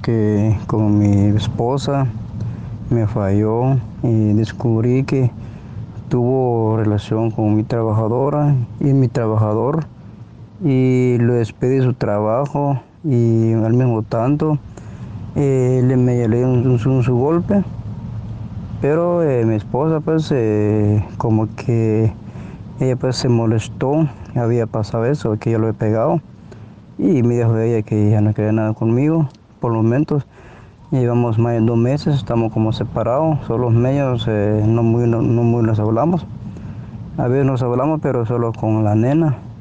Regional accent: Guatemala; yo soy guatemalteco.

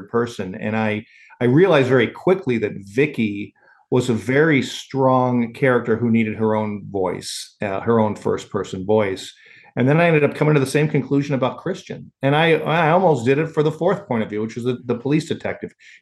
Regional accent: Chicago, Illinois, United States; also born or lived in Kansas; When I was growing up in Chicago

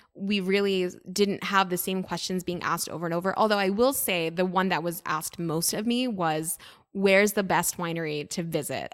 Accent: United States; accent: very American; also born or lived in New York City; now in Napa Valley, United States; my accent's very American

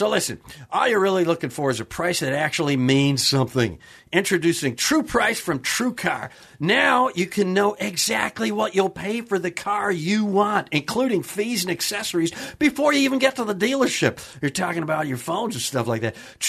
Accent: Kenosha, Wisconsin, United States; Wisconsin. Okay. Kenosha, Wisconsin.

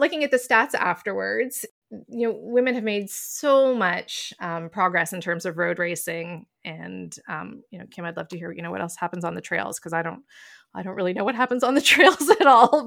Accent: Toronto, Ontario, Canada; I've lived in downtown Toronto almost my entire life. Oddly, I live a few blocks from where I grew up

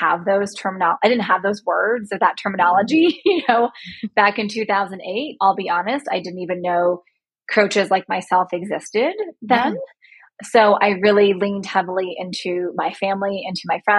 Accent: right outside of Tampa, Florida, United States; moved away as an adult; also born or lived in Buffalo, New York / Tennessee; now in Chicago, United States; I grew up in right outside of Tampa, Florida.

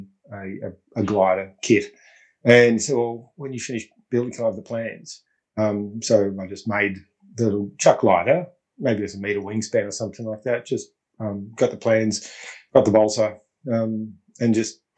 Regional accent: Melbourne, Victoria, Australia; also born or lived in Brisbane, Queensland; we'd moved to Melbourne, so growing up in East Doncaster

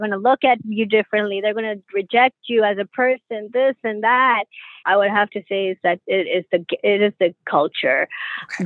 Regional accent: Pakistan; being a Pakistani

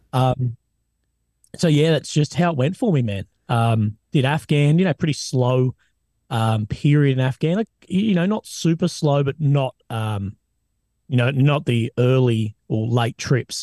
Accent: Australia; I'm an Aussie, man.

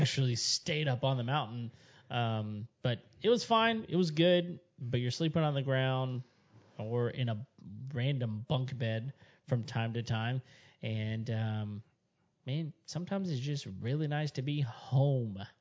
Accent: West Texas, United States; I grew up in West Texas and it's pretty much a desert up there.

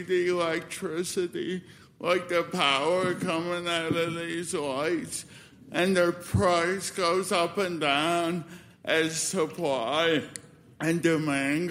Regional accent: Nova Scotia, Canada; now in Calgary, Canada; growing up in Nova Scotia, I watched the weather guy

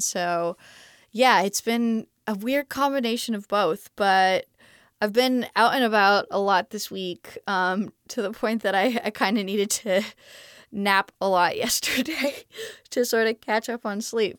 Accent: Montreal, Quebec, Canada; moved away as an adult; I'm originally from Montreal, Canada, so I speak

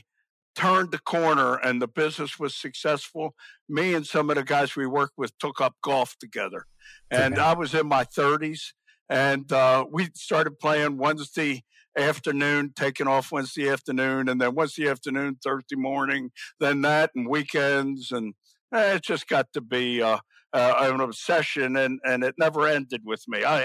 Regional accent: Baltimore, Maryland, United States; I grew up in Baltimore

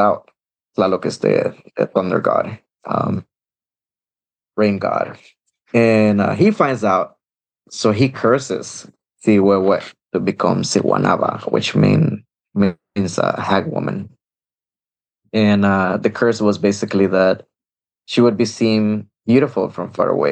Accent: El Salvador; moved away; I grew up in El Salvador

